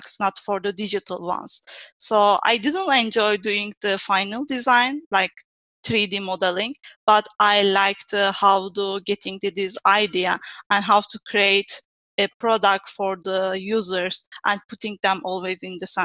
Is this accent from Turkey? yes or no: yes; Turkey; moved away as an adult; also born or lived in Istanbul, Turkey; now in Italy; I'm from Turkey, but I live in Italy for almost 7 years now